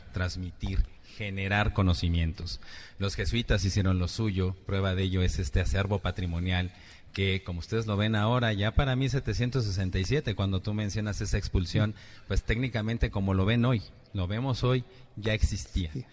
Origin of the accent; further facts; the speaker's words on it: Mexico; a todos como mexicanos